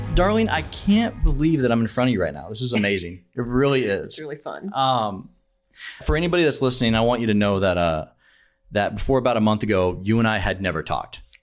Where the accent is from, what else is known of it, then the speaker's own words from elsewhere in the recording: Washington, United States; my home state of Washington